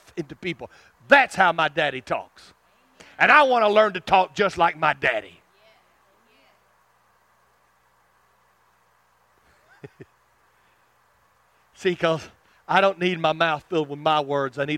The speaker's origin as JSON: {"language": "English", "region": "South Arkansas", "country": "United States", "said": "I can't hide my roots. I'm from South Arkansas"}